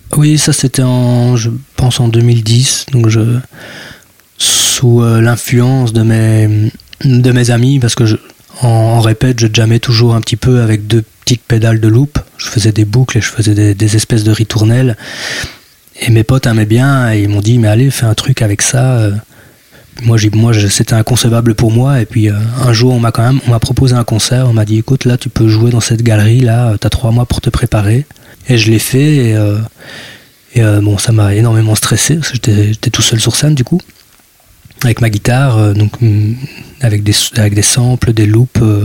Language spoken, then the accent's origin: French; the Ardennes, Wallonia, Belgium; now in Brussels, Belgium